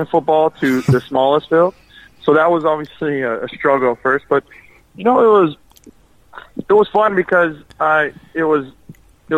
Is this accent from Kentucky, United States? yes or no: no; Texas, United States; I am from Texas